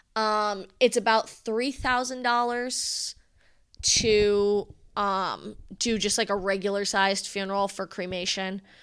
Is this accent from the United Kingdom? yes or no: no; Rhode Island, United States; I come from Rhode Island.